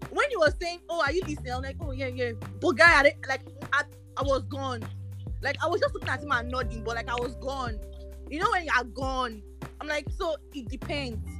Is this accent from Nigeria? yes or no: yes; Nigeria; So just say for now, oh, as me, I'm a Nigerian boy, yo.